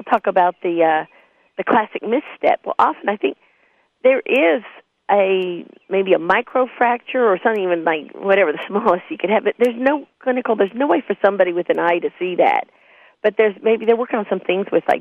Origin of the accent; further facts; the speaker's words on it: Lexington, Kentucky, United States; moved away as an adult; also born or lived in Bloomington, Indiana / Rochester, New York; now in Louisville, United States; I grew up in Lexington, and back then, this would have been in the early 70s when I was in high school.